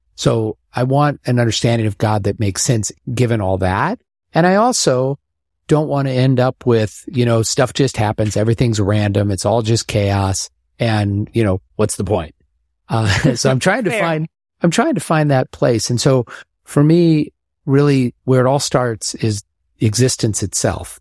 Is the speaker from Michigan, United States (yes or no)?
no; Omaha, Nebraska, United States; moved away; growing up in Omaha